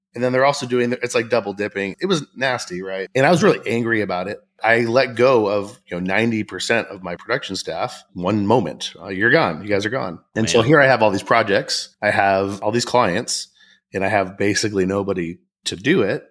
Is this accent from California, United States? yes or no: yes; Southern California, United States; I grew up in Southern California